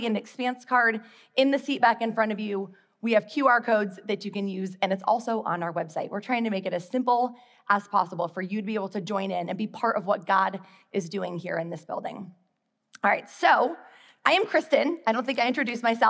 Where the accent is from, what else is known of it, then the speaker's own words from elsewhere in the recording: Midwest, United States; moved away as an adult; now in Charlotte, United States; I grew up in the Midwest, and then I moved to Charlotte in 2004 to teach kindergarten.